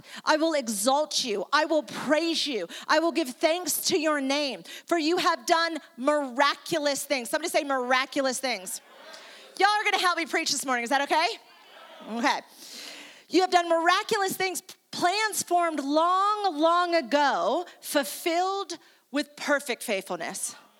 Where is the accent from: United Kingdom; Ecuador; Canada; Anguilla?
Ecuador; also born or lived in New York, United States; I am originally from New York, I'm Italian and Jewish, and I moved to South America in Ecuador, donde yo hablo español también.